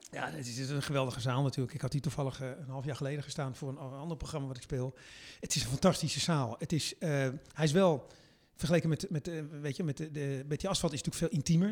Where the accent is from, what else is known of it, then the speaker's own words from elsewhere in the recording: Netherlands; wij reageren anders